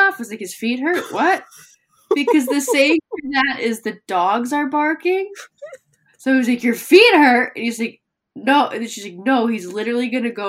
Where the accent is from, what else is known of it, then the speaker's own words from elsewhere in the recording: United States; we're from America